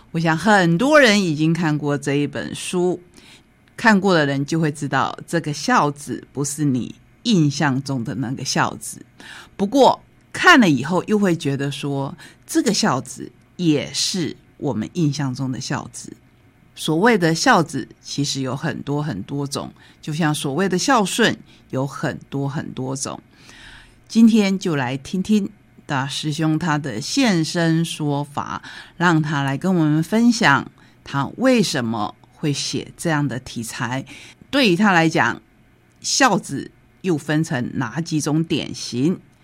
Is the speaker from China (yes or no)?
no; Taiwan; 对我们台湾人来讲非常重要的过年